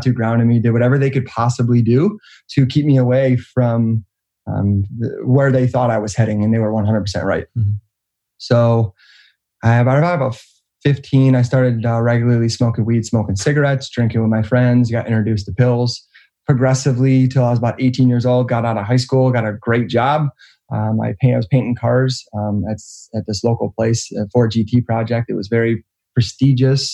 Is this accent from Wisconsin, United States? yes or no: no; Roseville, Michigan, United States; also born or lived in Clinton Township, Michigan; Detroit, Michigan, right outside of Detroit, Roseville, Michigan